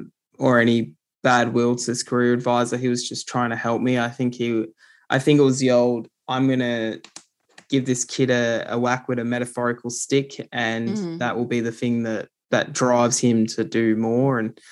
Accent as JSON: {"language": "English", "region": "New South Wales", "country": "Australia", "tie": "born or raised there", "also_born_or_lived": "South Coast, New South Wales / Tumby Bay, South Australia / Bungonia, New South Wales", "said": "I grew up in the Illawarra region of New South Wales, and the South Coast is where I was born, but I also spent time in Tumby Bay in South Australia. And I also spent time in Bungonia, which is in the central Tablelands of New South Wales."}